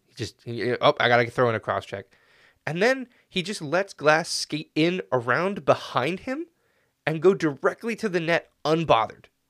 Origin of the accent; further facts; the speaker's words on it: Canada; as a Canadian